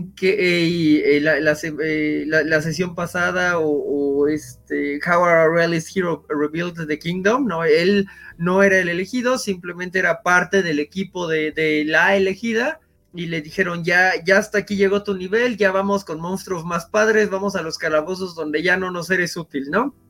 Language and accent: Spanish; Mexico City, Mexico; soy de la Ciudad de México